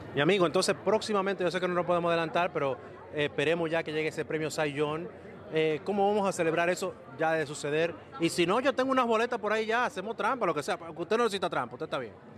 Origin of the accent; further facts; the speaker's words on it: Dominican Republic; República Dominicana, mi país natal